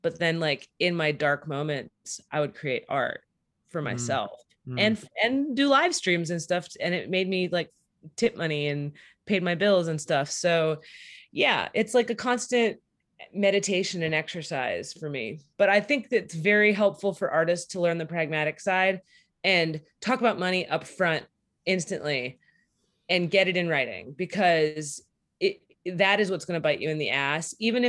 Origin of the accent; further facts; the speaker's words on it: San Diego, California, United States; also born or lived in New Bedford, Massachusetts; I grew up in California and the Northeast. So I grew up in San Diego and New Bedford, Massachusetts.